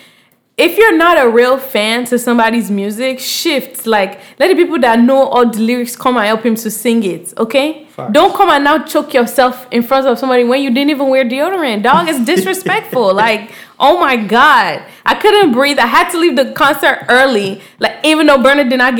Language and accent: English; Nigeria; I'm Nigerian